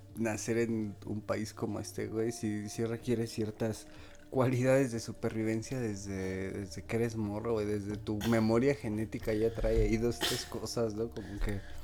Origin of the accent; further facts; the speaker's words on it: Mexico City, Mexico; yo soy de acá del poniente de la Ciudad de México, güey, como ya llegando a la zona desierto de los leones